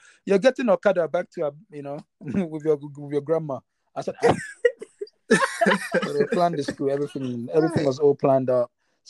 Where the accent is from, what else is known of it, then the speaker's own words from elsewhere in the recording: London, United Kingdom; also born or lived in Nigeria; So I was born and bred in London, went back to Nigeria for a couple of years, and then I got back.